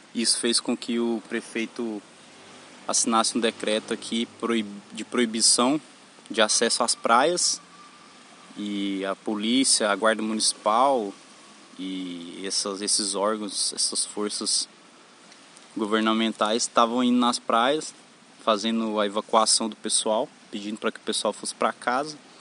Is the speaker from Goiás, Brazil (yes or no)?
yes; Mineiros, Goiás, Brazil; moved away as an adult; now in Florianópolis, Brazil; Eu sou natural da cidade de Mineiros, Goiás, mas atualmente há uns dois meses eu estou morando em Florianópolis